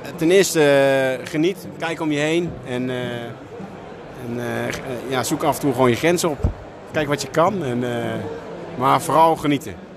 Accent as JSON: {"language": "Dutch", "town": "Veenendaal", "region": "Utrecht", "country": "Netherlands", "said": "ik kom zelf uit Veenendaal"}